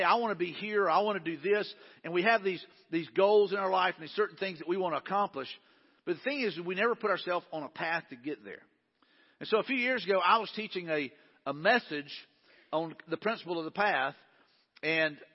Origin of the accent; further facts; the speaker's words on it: Mobile, Alabama, United States; also born or lived in Jackson, Alabama / Wagarville, Alabama; I was born in Jackson, Alabama, raised in, you know, Wagerville until the second grade. Then we moved to Mobile.